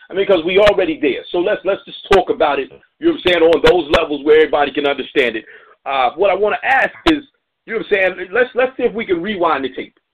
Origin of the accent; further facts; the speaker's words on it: Indianapolis, Indiana, United States; moved away; also born or lived in Memphis; I'm from Indianapolis